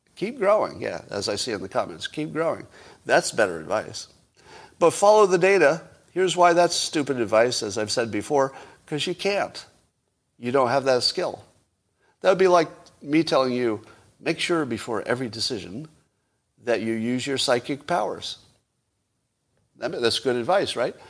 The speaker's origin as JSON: {"language": "English", "country": "United States", "said": "an American"}